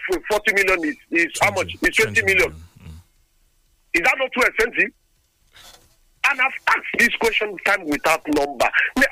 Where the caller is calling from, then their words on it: Lagos, Nigeria; I'm calling you from Lagos.